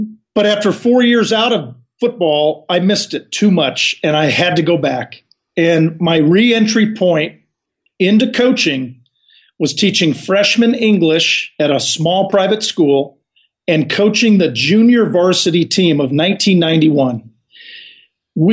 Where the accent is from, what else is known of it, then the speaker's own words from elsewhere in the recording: Los Angeles, California, United States; I'm a kid from Los Angeles, John, who had this dream.